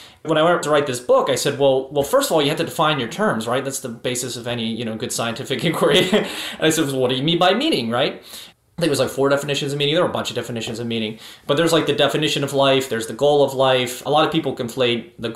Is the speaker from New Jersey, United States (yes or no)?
no; Pittsburgh, Pennsylvania, United States; I'm from Pittsburgh originally